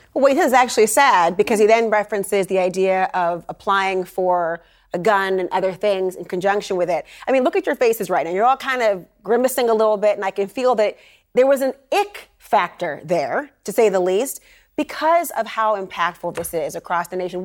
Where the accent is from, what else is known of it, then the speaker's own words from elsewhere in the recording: Minnesota, United States; I'm from Minnesota.